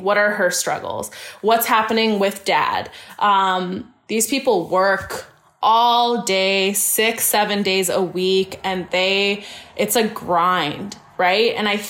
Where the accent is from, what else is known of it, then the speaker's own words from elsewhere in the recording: Surrey, British Columbia, Canada; And even me, I'm born and raised in Canada, in Surrey.